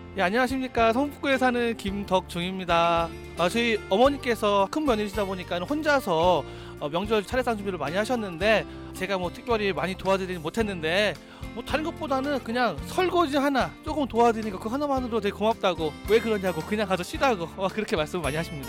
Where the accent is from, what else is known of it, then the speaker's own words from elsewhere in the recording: France; Korean is a second language; moved away as an adult; now in South Korea; 저는 프랑스에서 온